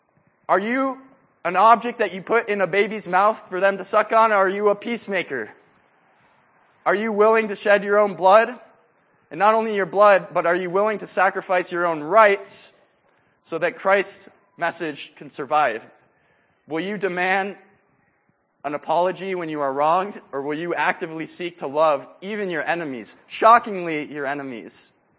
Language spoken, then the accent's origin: English; Quito, Pichincha, Ecuador; moved away as an adult; I was born and raised in Quito, Ecuador, and I spent 18 years there. And I grew up in Rachel Saint's house.